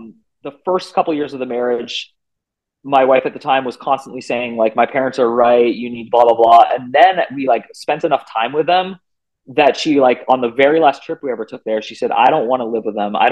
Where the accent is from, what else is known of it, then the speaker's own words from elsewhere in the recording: Bay Area, California, United States; I'm from the Bay Area of California